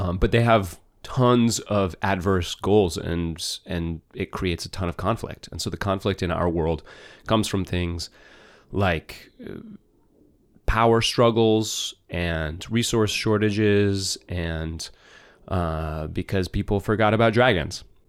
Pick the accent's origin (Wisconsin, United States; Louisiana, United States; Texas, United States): Wisconsin, United States; also born or lived in California; I grew up in Wisconsin, and, oh, I was born in California, though